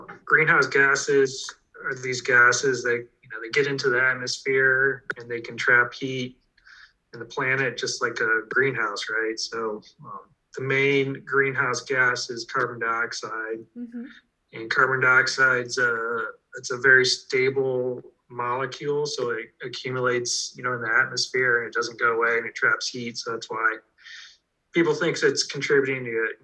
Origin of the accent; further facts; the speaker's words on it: Ohio, United States; I grew up in Ohio